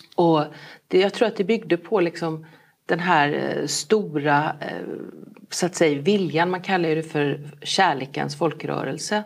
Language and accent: Swedish; Falkenberg, Halland County, Sweden; also born or lived in Kungsbacka / Halmstad; jag är ju född i Kungsbacka, uppväxt i Falkenberg, jag har gått gymnasiet i eh, Halmstad